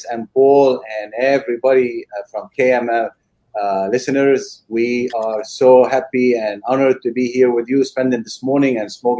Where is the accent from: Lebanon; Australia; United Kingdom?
Lebanon; now in New York, United States; We're brothers, and we are originally from Lebanon.